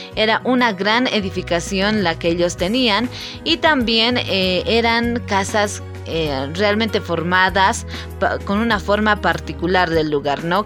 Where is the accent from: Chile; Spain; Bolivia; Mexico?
Bolivia; para nosotros los bolivianos